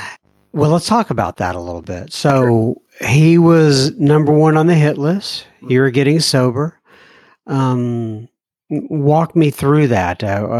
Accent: Bangor, Maine, United States; I was actually born in Bangor, Maine.

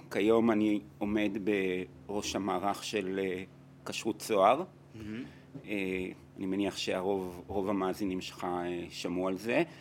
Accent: Israel; moved away as an adult; also born or lived in Latin America / Italy; אני נולדתי בארץ.

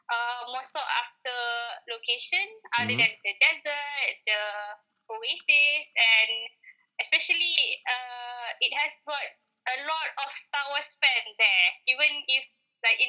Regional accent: Malaysia; as a Malaysian, we live in like normal houses like this

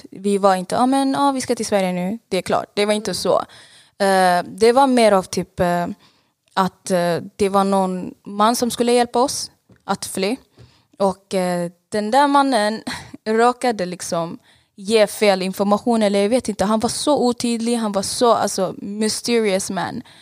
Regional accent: Saudi Arabia; Eh, jag är 24 år gammal och jag är född och uppväxt i Saudiarabien. Mina föräldrar flydde till Saudiarabien för det var krig i Eritrea, så jag är eritreansk.

